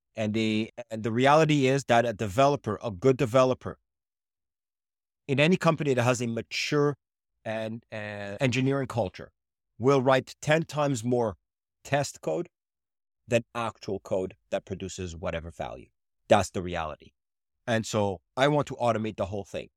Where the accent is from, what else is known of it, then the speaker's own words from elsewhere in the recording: Canada; also born or lived in Israel; now in Montreal, Canada; I was born in Israel, I moved to Canada